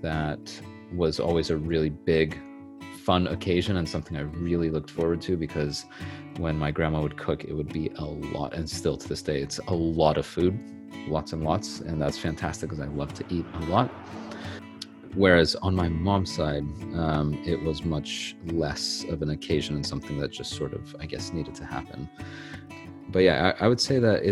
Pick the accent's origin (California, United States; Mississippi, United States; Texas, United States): California, United States; Los Angeles, Bay Area; also born or lived in Santa Barbara, California; I was born in Los Angeles, California in January 1990. And I lived in LA until I was about 10 years old. And then when we were 10, my mom and I moved up to the Bay Area